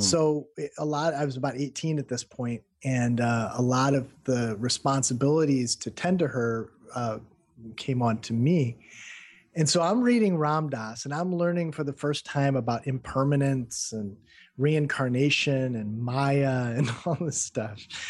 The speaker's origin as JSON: {"language": "English", "region": "Midwestern United States", "country": "United States", "also_born_or_lived": "Peoria", "said": "I'm from the Midwestern United States"}